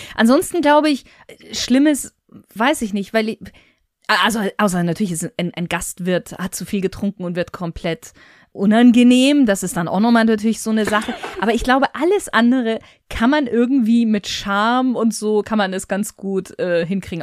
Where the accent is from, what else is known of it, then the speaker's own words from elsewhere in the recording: Bavaria, Germany; ich bin ja in Bayern groß geworden